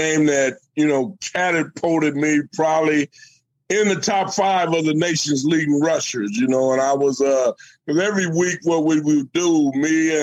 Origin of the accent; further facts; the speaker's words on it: Fresno, California, United States; it was in Fresno, my hometown